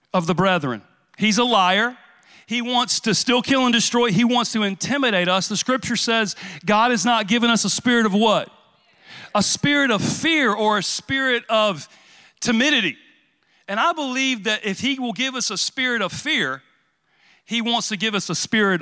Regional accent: Louisiana, United States; I'm from Louisiana

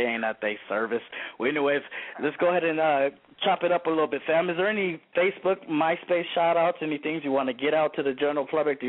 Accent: Peru; I got this power right here to do what I do because I'm from Peru.

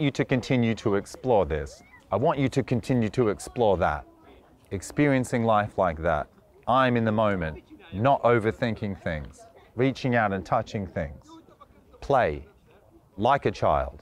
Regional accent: Australia; now in Budapest, Hungary; I'm from Australia

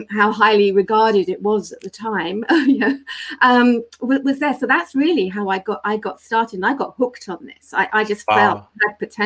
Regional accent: United Kingdom; now in London, United Kingdom; we're British

